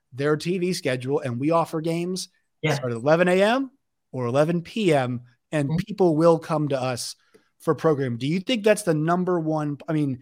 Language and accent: English; Virginia, United States; I'm from Virginia